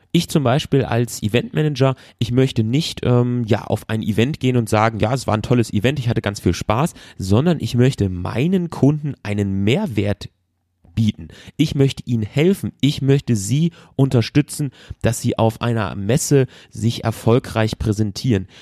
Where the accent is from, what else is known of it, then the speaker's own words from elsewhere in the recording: Germany; bei uns zu Hause in Deutschland